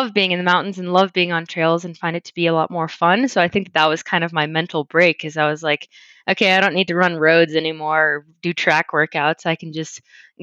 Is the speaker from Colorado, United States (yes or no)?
yes; Louisville, Colorado, United States; moved away as an adult; also born or lived in Spokane, Washington; I grew up in Louisville, Colorado, little town outside of Boulder.